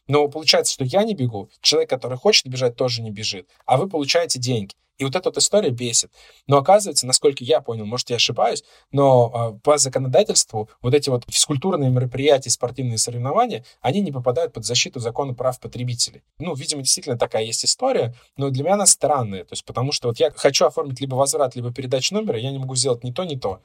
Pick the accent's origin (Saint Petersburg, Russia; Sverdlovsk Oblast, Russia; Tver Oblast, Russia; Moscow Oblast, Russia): Moscow Oblast, Russia; я сначала поработал два с половиной года в Подмосковье в своем городе, откуда я родом, потом перевелся в Москву.